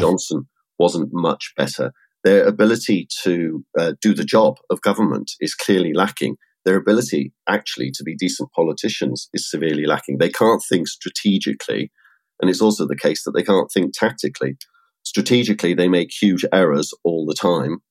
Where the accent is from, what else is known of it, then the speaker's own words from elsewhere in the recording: United Kingdom; as a Brit